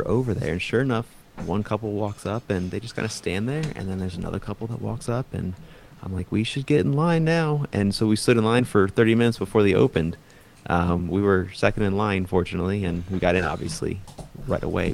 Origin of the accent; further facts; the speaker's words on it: Maryland, United States; moved away as an adult; also born or lived in Arizona; now in Phoenix, United States; I actually was raised in Maryland, but I was born in Arizona